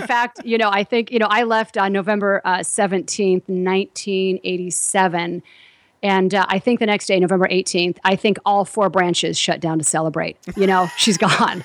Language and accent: English; Southern California, United States; growing up in Southern California